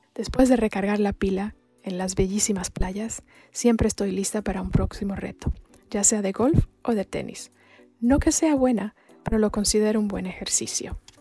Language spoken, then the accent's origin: Spanish; Colombia; also born or lived in Ecuador / Chile; now in Mexico; soy colombiana de nacimiento, pero mexicana de corazón.